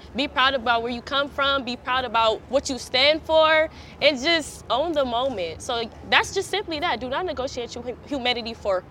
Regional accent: Los Angeles, California, United States; I come from the side of town. I'm from South Central. I went to Crenshaw High School

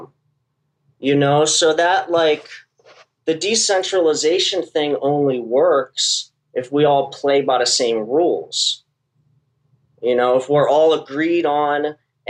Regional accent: Trenton, New Jersey, United States; also born or lived in Philadelphia, Pennsylvania; now in Florida, United States; Trenton, New Jersey, which is my hometown.

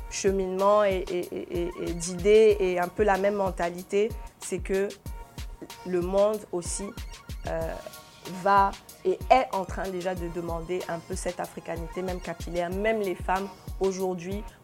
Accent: Cameroon; Et nous tous, nous devrions être, en être fiers en tant que Camerounais, qu'il y ait un média camerounais

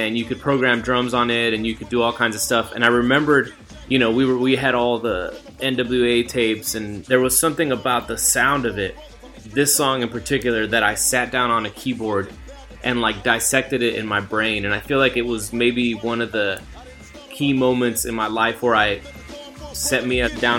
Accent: Texas, United States; I was in South Texas, a predominantly Mexican-American town.

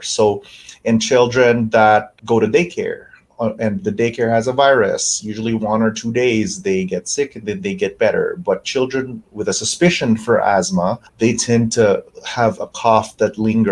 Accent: Canada; also born or lived in New York / Louisville; now in Spokane, United States; I have some family in Canada, and I'm Canadian

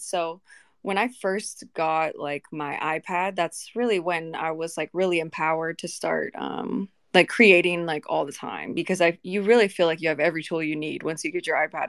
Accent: Vancouver, Washington, United States; I grew up in Vancouver, Washington, and I have a lot of homies still there.

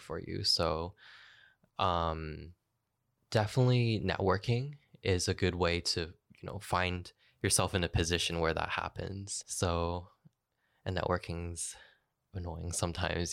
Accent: Kitchener, Ontario, Canada; also born or lived in Newmarket; now in Toronto, Canada; move to my hometown, um, Kitchener

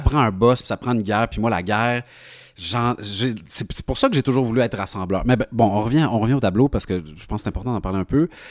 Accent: Quebec, Canada; je suis québécois

